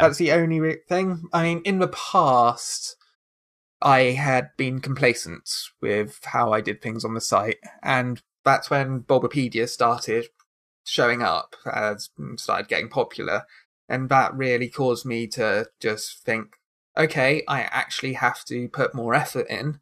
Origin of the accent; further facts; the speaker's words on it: United Kingdom; I am very British